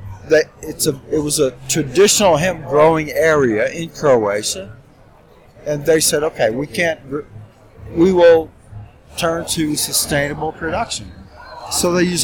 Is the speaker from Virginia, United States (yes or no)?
no; Indiana, United States; now in Poland; Indiana. I'm from Indiana originally.